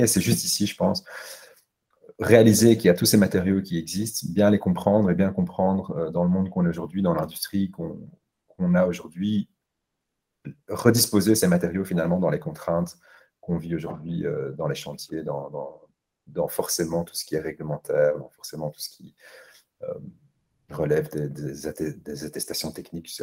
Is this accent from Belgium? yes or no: yes; Brussels, Brussels-Capital Region, Belgium; je suis bruxellois